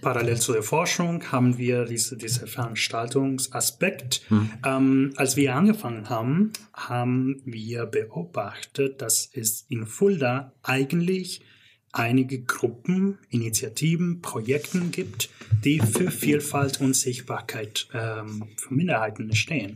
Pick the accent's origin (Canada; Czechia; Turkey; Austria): Canada; German is a second language; moved away as an adult; also born or lived in Northern Mexico / Stuttgart; now in Germany; ich bin aber groß geworden in Kanada